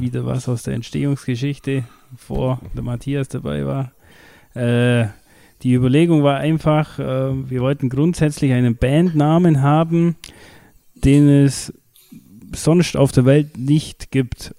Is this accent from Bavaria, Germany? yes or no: yes; Kirchheim in Schwaben, Bavaria, Germany; ich bin ja aus Kirchheim in Schwaben, also das bei Windelheim da.